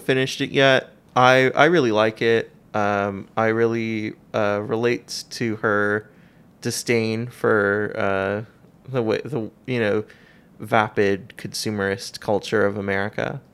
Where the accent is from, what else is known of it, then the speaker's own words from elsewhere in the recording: San Gabriel Valley, Los Angeles, California, United States; I am from a suburb of Los Angeles. I lived out in the San Gabriel Valley